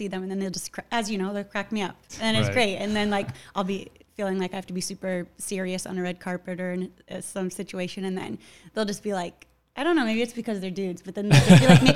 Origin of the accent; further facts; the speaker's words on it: Seattle, Washington, United States; now in Los Angeles, United States; I was partially raised in Seattle